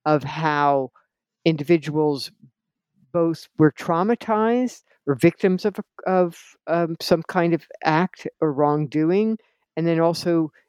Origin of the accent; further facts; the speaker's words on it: New Jersey, United States; I grew up in New Jersey in an Italian-American family